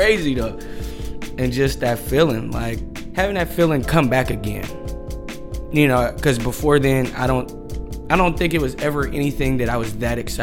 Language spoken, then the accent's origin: English; Oakland, California, United States; Growing up in West Oakland